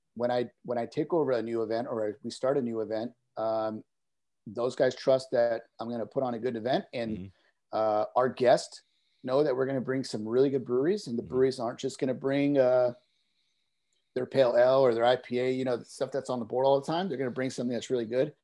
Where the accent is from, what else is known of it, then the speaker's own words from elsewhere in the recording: Carpinteria, California, United States; we started here in Carpinteria, my hometown